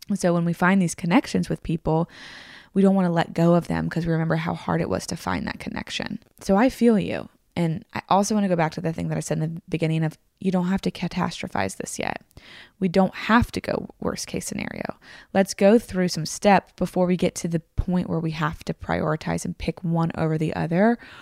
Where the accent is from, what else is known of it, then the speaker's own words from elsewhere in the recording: Tennessee, United States; also born or lived in Virginia; I grew up in the South